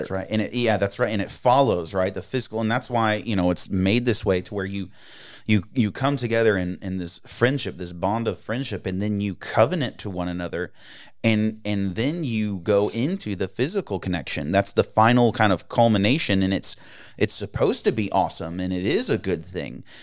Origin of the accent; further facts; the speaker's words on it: East Coast, United States; moved away; growing up, I grew up on the East Coast